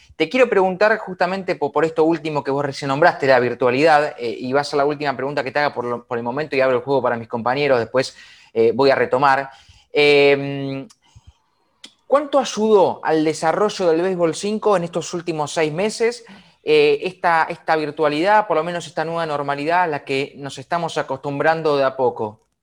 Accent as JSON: {"language": "Spanish", "town": "La Plata", "region": "Buenos Aires Province", "country": "Argentina", "said": "yo somos de La Plata"}